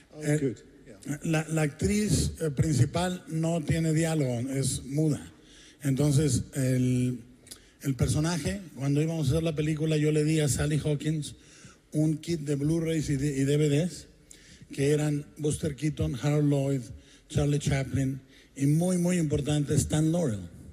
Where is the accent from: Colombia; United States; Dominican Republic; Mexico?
Mexico; como mexicano